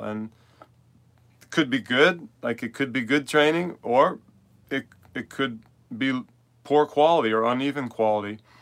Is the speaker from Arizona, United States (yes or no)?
no; New York City, New York, United States; moved away as an adult; now in Manchester, Vermont, United States; I'm originally from New York City